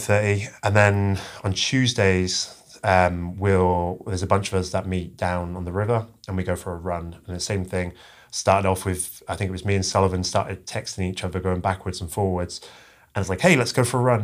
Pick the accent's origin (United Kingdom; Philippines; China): United Kingdom; England; moved away; I'm originally from, uh, England